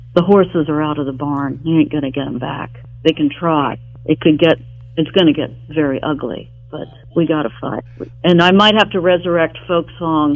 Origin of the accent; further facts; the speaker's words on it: Charleston, West Virginia, United States; moved away as an adult; also born or lived in New York; now in Los Angeles, United States; my hometown, Charleston, West Virginia